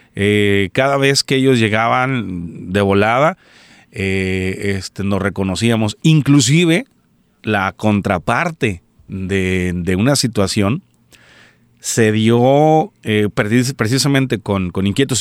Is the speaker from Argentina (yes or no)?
no; Colima, Mexico; also born or lived in Quesería, Colima; soy originario de Colima, es mexicano, originario de Colima, México